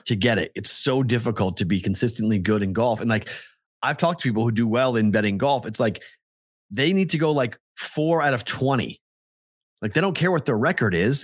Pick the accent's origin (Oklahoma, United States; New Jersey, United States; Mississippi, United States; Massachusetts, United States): Massachusetts, United States; Merrimack Valley; moved away; I'm from the Merrimack Valley, which there's just a lot of really quirky, weird names where I'm from